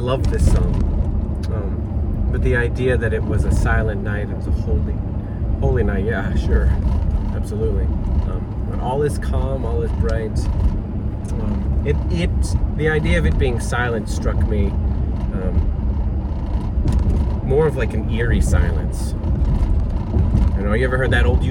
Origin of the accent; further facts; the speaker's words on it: Maine, United States; moved away; where I'm from, we had them all the time. I'm from Maine originally